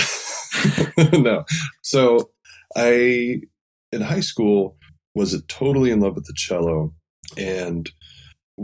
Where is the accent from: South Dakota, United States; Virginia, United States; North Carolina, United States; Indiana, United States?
Indiana, United States; moved away; in my home state of Indiana, where I'm from